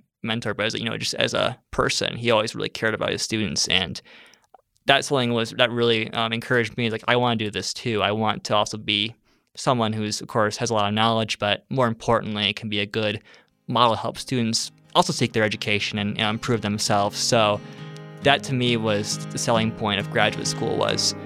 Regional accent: Alma, Michigan, United States; moved away; I'm from Alma, Michigan. It's a small city in the middle of the Lower Peninsula, Michigan

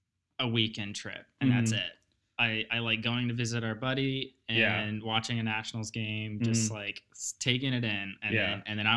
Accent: Chesapeake, Virginia, United States; But I'm also born and raised in Virginia, Chesapeake, Virginia. So I have stories on top of stories in Virginia. And so that's where all my family is, back in Chesapeake

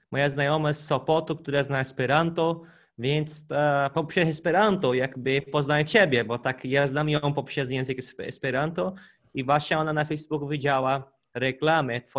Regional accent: Brazil; Polish is a second language; pochodzę z Brazylii, tak jak mój kolega Konrad e, Wam powiadał

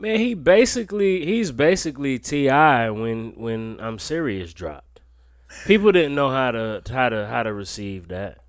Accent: Wilmington, North Carolina, United States; I'm from North Carolina, it was the same thing. Y'all some Bammers. But it was kinda like where I'm from in Wilmington

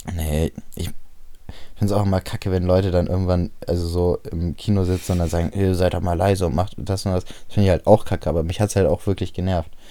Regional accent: Bremen, Germany; bei uns in Bremen

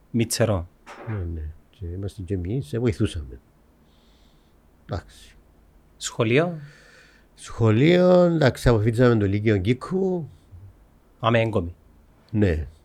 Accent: Mitsero, Nicosia District, Cyprus; also born or lived in England; Κατάγομαι από το Μιτσέρο. Το Μιτσέρο. Μεγάλωσα στο Μιτσέρο.

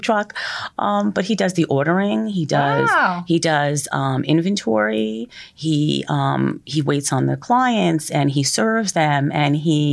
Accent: Middletown, New Jersey, United States; moved away as an adult; now in Oceanport, United States; I'm originally from Middletown.

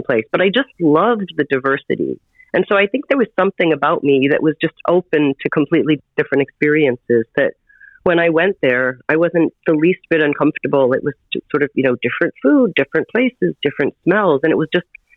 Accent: Detroit, Michigan, United States; moved away as an adult; also born or lived in New York City; now in New York, United States; I'm from Detroit, and I wanted to be a Broadway actress, and I moved to New York when I was 18

